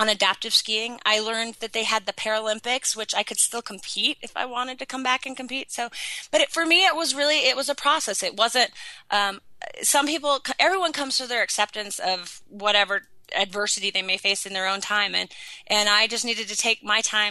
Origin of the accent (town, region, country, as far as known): Sun Valley, Idaho, United States; born or raised there